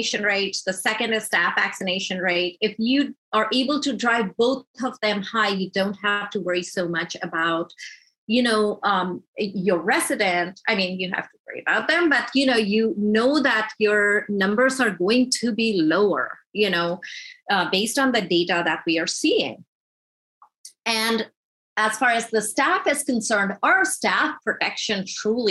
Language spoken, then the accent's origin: English; Georgia, United States; I'm from Georgia